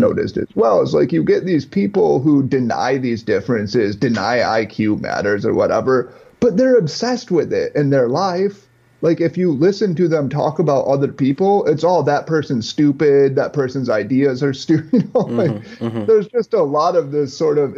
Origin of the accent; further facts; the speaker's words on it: Midwest, United States; I grew up in the Midwest.